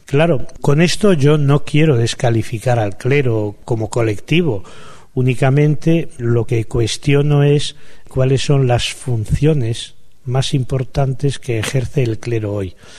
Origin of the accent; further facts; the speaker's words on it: Palencia, Castile and León, Spain; mi pueblo, un pueblo de Palencia